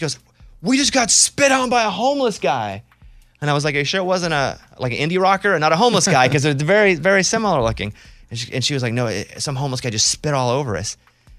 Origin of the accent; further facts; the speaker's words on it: Arkansas, United States; Again, I'm not a New York City guy anyway. I grew up in Arkansas.